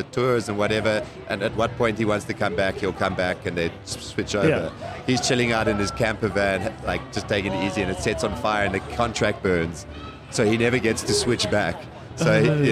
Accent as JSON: {"language": "English", "town": "Johannesburg", "region": "Gauteng", "country": "South Africa", "tie": "born or raised there", "said": "In West Dean, Dean, Melville area"}